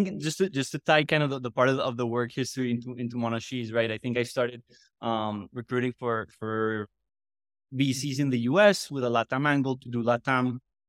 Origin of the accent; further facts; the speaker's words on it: Medellin, Antioquia, Colombia; moved away as an adult; also born or lived in United States / New York; now in Mexico City, Mexico; I was born in Medellin, Colombia, and then I moved to the U.S. after high school.